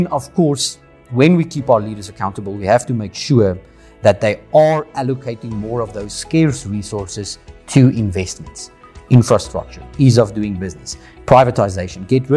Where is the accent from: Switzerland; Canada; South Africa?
South Africa; as investors in South Africa, as South African residents